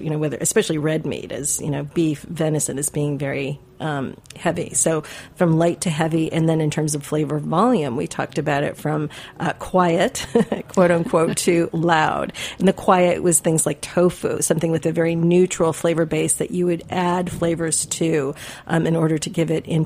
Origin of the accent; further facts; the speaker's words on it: Midwest, United States; I grew up in the Midwest